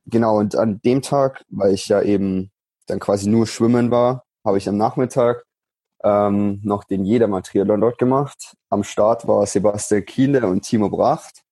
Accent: Unterwössen, Bavaria, Germany; moved away as an adult; also born or lived in Munich; now in Nuremberg, Germany; bin am 9. August 1997 in München geboren, bin dann in, groß geworden in Unterwessen, das ist in der Nähe vom Chiemsee, ja. im Süden von Bayern.

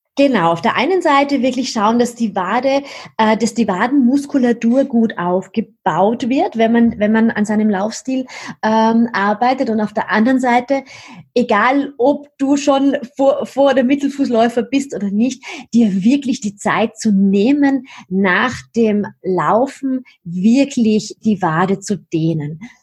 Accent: Vienna, Austria; Also wo ich herkomme, hört man wahrscheinlich ein bisschen. Ich bin Wienerin

